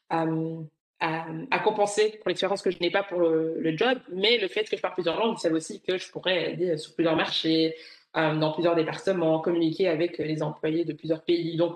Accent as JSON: {"language": "French", "country": "Rwanda", "first_language": "Kinyarwanda", "second_language": "French", "said": "Et puis après, bon, ma, langue, ma langue maternelle, qui est le kinyarwanda."}